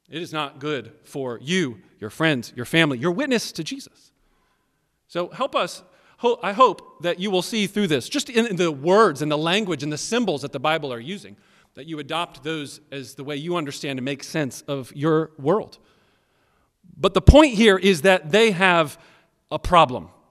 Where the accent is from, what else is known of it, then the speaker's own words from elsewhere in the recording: Maryland, United States; also born or lived in Tennessee; I'm born and raised mostly in, in Maryland, but I was born in Tennessee.